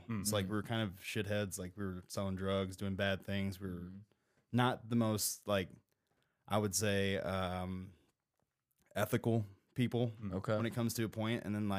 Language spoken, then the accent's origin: English; Afton, Missouri, United States; So I grew up in South County, Missouri.